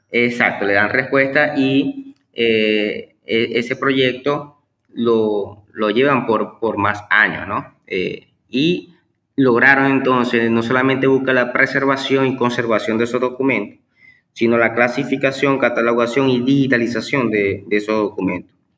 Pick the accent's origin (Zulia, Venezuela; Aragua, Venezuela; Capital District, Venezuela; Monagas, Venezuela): Zulia, Venezuela; Maracaibo; nacó pues aquí en Maracaibo, Estado Zulia, Venezuela.